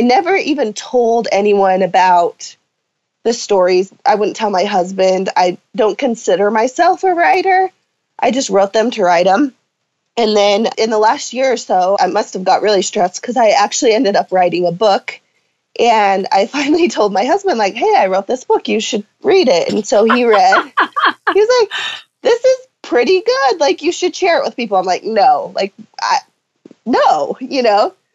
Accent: Salem, Utah, United States; I grew up on a ranch a slash farm. Um, my dad is a horse trainer, so outside all the time. Enjoyed life um, in a small town.

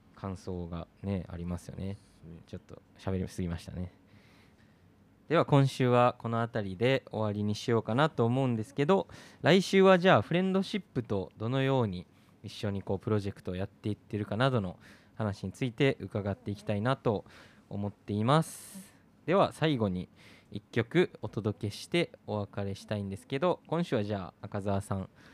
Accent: Japan; 日本に生まれて

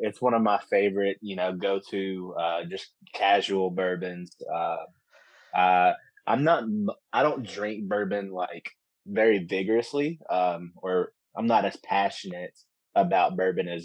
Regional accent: Campbellsville, Kentucky, United States; I'm from Campbellsville, so from Taylor County. I went to Campbellsville High School

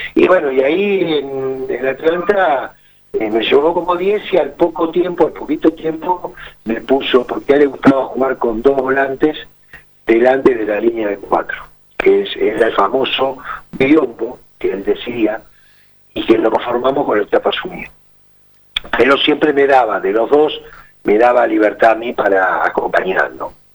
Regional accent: Ramos Mejía, Buenos Aires Province, Argentina; yo nací en Ramos Mejía

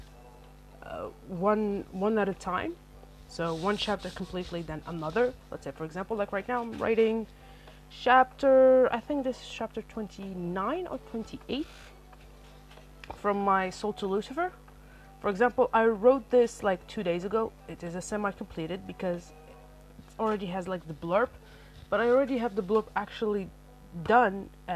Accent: Algeria; first language Arabic; English is a second language; I am an Algerian in base, my first language is actually Arabic

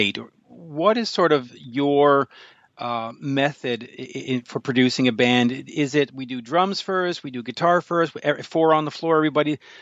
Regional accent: Canada; also born or lived in Montreal; being a Canadian living in Montreal

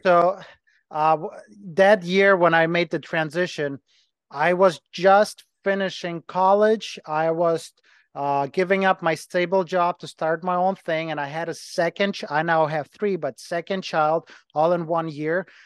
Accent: Ukraine; English is a second language; moved away as an adult; also born or lived in Germany; now in Cleveland, United States; I'm from Ukraine, was born in Ukraine. I lived as a kid in Germany for about seven years, went back, went back to Ukraine.

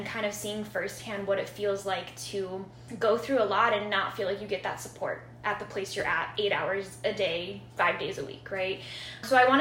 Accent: Chicago, Illinois, United States; I am from Chicago. I grew up in West Rogers Park neighborhood, so kind of been here almost all my life since I was four

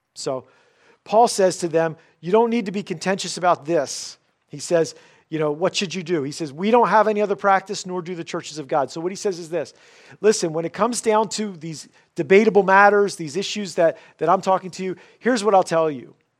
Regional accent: United States; for us as the American church

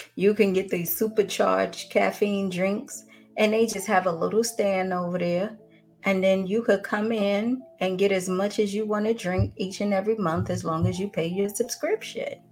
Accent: New York, United States; moved away as an adult; now in Atlanta, United States; originally I'm from New York, and then I moved here to Atlanta in 97 to go to college

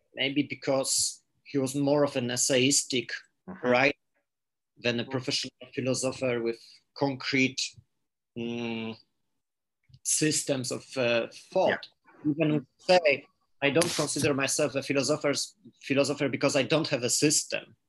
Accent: Poland; first language Polish; English is a second language; I read Polish because this is my my uh, my native language

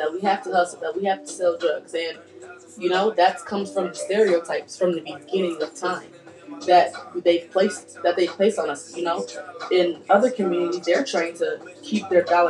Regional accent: United States; we're from America

